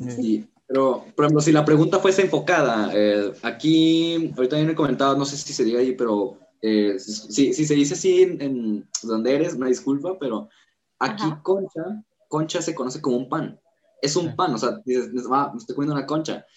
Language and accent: Spanish; Nuevo León, Mexico; en el norte siempre son más acá como de, regios, o sea, así se nos conoce